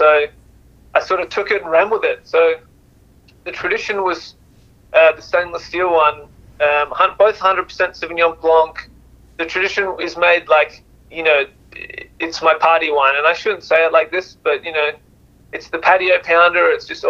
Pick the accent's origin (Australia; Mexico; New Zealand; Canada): Australia; Adelaide, South Australia; moved away as an adult; now in California, United States; with my accent's a bit of a giveaway, even though it's a little soft one, but I'm a Australian boy. I grew up in Adelaide, South Australia.